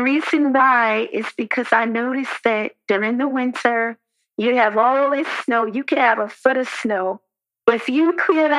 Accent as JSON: {"language": "English", "region": "New York", "country": "United States", "tie": "born or raised there", "said": "I grew up in New York"}